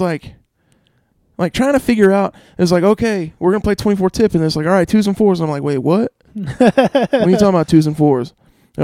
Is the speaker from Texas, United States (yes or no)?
yes; Adrian, Texas, United States; also born or lived in Hereford; I grew up in Adrian.